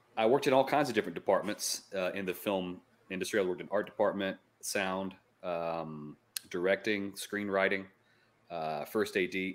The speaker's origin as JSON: {"language": "English", "region": "upstate South Carolina", "country": "United States", "tie": "born or raised there", "also_born_or_lived": "Florida", "moved": "yes", "lives_now": "Asheville, United States", "said": "I'm actually from upstate South Carolina"}